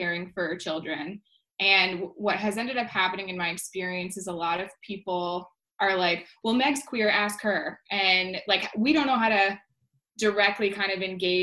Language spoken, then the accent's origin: English; Connecticut, United States; We are Connecticut broads